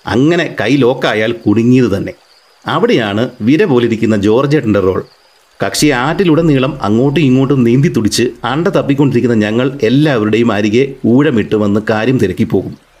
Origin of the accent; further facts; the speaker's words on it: Arpookara, Kerala, India; ഇതിൻ്റെ തീരത്താണ് ഈ ശ്രീമാൻ ഞാൻ കളിച്ചു വളർന്നത്